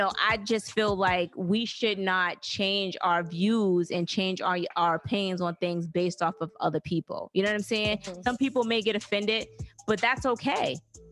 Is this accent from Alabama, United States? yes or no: yes; Alabama, United States; we are from Alabama